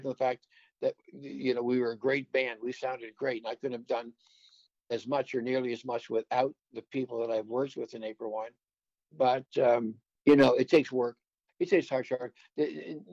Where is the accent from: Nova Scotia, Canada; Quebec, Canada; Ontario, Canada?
Nova Scotia, Canada; Waverley; we've been friends since 1963, growing up in Waverly.